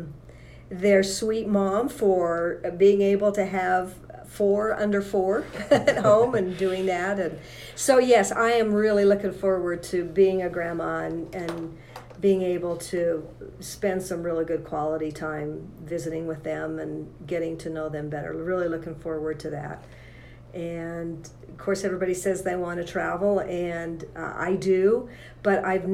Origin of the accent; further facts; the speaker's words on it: Morgan, Utah, United States; I'm a local Utah girl. I grew up in Morgan